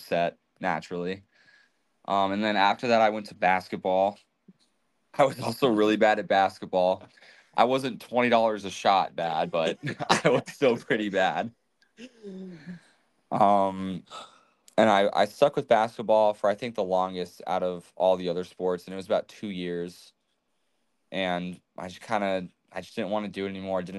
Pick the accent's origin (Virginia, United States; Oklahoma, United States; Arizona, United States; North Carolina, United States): Arizona, United States; also born or lived in Michigan; we moved to Arizona when I was 3